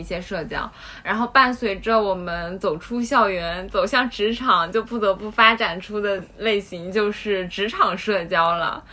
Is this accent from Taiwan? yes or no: no; Shanghai, China; 我从小在上海长大的